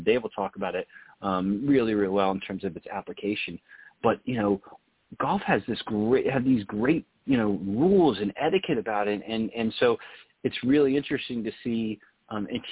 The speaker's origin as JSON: {"language": "English", "region": "Texas", "country": "United States", "tie": "born or raised there", "said": "I grew up in Texas where, you know, you're playing sports right out of the womb"}